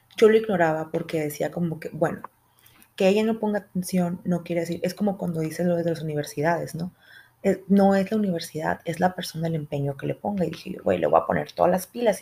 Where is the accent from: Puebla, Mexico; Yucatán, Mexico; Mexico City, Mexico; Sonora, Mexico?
Sonora, Mexico; accent: Sonoran; soy de Sonora y tengo un acento muy fuerte desde ahí